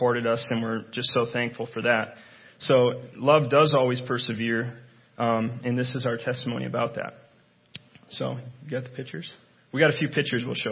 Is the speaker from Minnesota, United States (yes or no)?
yes; Willmar, Minnesota, United States; I grew up in Wilmer, born and raised